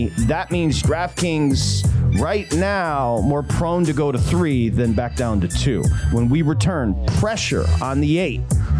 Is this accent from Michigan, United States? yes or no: yes; Michigan, United States; I'm born and raised in Michigan.